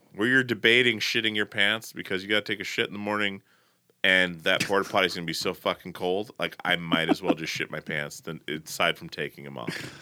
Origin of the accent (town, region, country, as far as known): Portland, United States